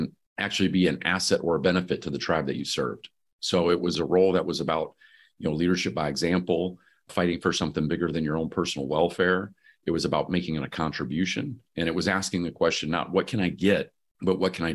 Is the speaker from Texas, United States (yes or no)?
no; Michigan, United States; moved away; I'm originally from Michigan